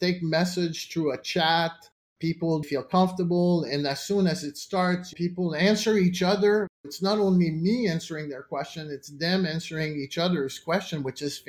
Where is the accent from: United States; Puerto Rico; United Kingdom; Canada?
Canada; as a Canadian